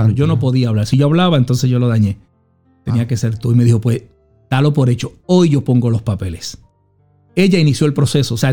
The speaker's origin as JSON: {"language": "Spanish", "country": "Puerto Rico", "lives_now": "Allentown, United States", "said": "Soy puertorriqueño, amo a Puerto Rico, pero yo soy de Allentown."}